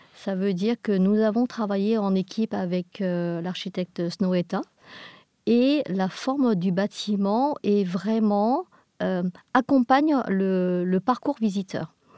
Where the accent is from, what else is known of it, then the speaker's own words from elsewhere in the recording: England, United Kingdom; nous sommes des Anglais